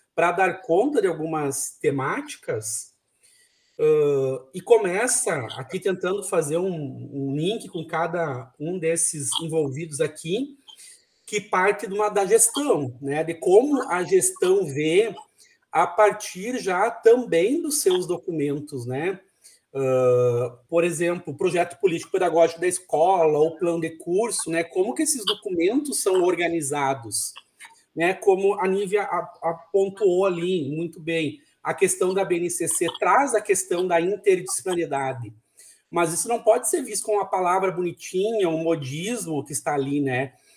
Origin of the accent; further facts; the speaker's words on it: São Borja, Rio Grande do Sul, Brazil; Eu sou natural de São Borja, terra dos presidentes